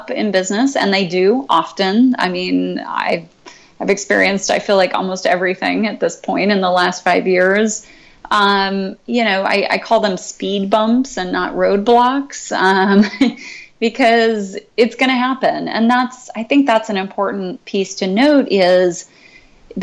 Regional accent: San Luis Obispo County, California, United States; I grew up in San Luis Obispo County, uh-huh. up on the central coast of California.

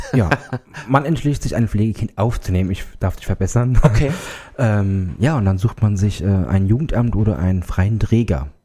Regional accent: Germany; Ich komme aus der Nähe von Altenstadt.

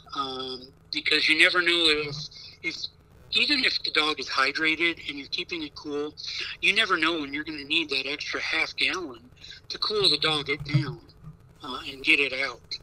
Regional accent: Nebraska, United States; Nebraska too much because it's my home state

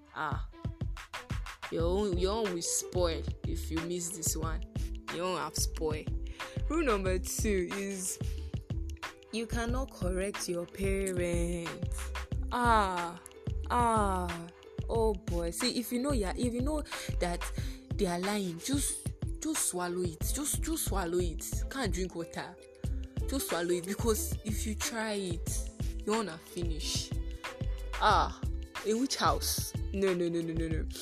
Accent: Nigeria; As Nigerian children

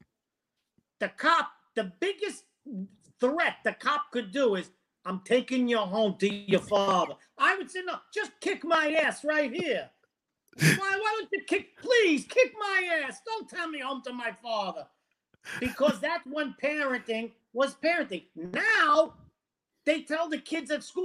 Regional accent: New York City, New York, United States; now in Florida, United States; I'm from Brooklyn and Bensonhurst, Brooklyn

